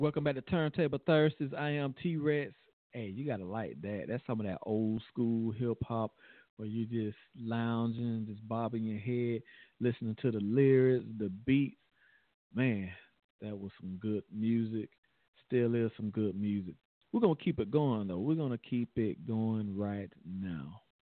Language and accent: English; Chicago, Illinois, United States; I'm from Chicago